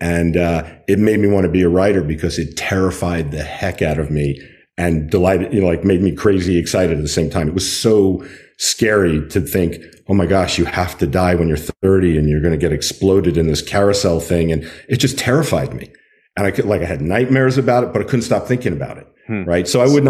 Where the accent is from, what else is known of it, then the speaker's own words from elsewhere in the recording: New York, United States; also born or lived in California; I grew up on Long Island in New York. But I don't remember it being particularly ornate. It was when I moved to California